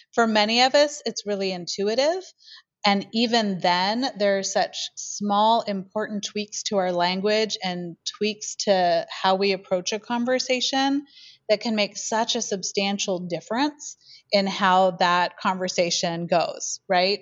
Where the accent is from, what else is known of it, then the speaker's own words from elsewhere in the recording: Portland, Oregon, United States; also born or lived in Eugene, Oregon; now in Ashland, United States; I am a native Oregonian. So I grew up in the Portland area